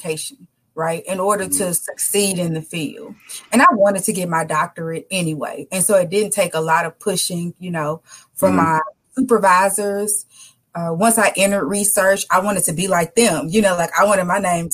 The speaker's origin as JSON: {"language": "English", "town": "Jackson", "region": "Mississippi", "country": "United States", "tie": "born or raised there", "said": "Born and raised in Jackson, Mississippi"}